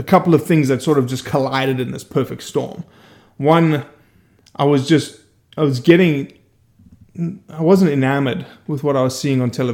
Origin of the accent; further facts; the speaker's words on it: Johannesburg, Gauteng, South Africa; moved away as an adult; also born or lived in Brazil / Oxford, Mississippi; now in Bay St. Louis, United States; I grew up in Johannesburg, 8.5 million people